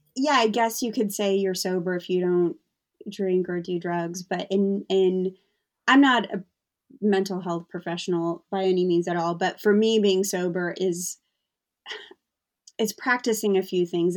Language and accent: English; United States; moved away as an adult; also born or lived in London area, England; now in London, United Kingdom; I'm American